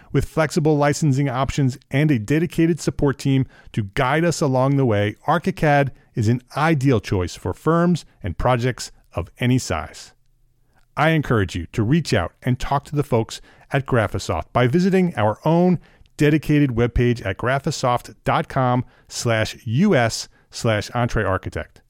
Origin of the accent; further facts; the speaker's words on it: Paramus, New Jersey, United States; now in Charlotte, United States; I grew up in New Jersey, in Paramus, New Jersey, Bergen County, uh, northern New Jersey